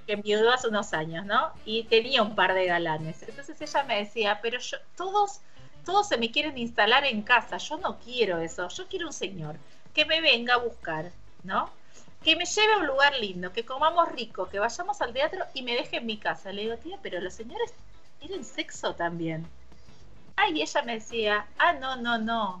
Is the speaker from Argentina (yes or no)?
yes; Argentina